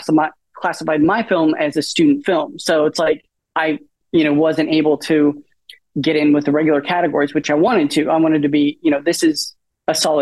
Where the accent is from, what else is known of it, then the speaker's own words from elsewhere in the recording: Portland, Oregon, United States; moved away as an adult; now in London, United Kingdom; originally I born and raised in Portland